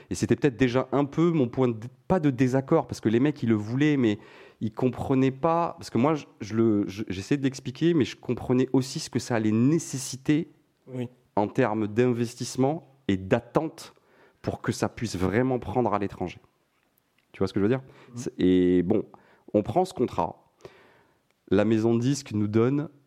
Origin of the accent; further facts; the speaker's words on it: Montpellier, Occitania, France; now in Paris, France; moi, je venais, je venais de Montpellier, mais je m'étais installé sur Paris.